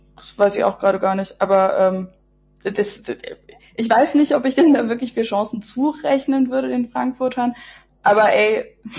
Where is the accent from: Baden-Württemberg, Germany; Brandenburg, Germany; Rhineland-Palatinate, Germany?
Brandenburg, Germany; the area around Berlin; ich bin im Umland von Berlin aufgewachsen